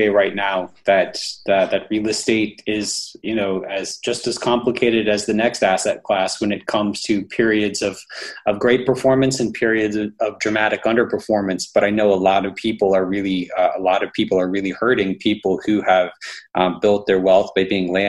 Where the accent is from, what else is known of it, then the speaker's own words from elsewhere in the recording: Alabama, United States; I'm from Alabama.